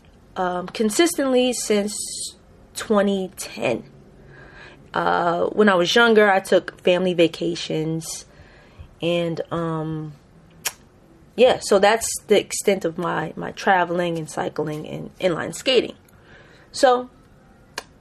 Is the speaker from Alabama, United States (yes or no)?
no; New York City, New York, United States; born and raised in the Bronx, the best borough ever